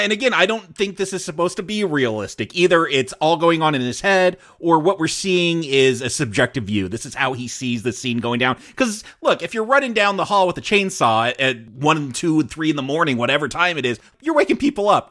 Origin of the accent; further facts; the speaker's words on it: United States; we're American